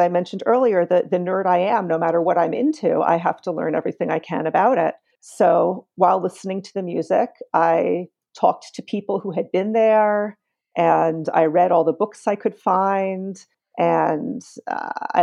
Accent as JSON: {"language": "English", "town": "New York City", "region": "New York", "country": "United States", "tie": "born or raised there", "said": "I grew up on the Lower East Side. I grew up on Avenue"}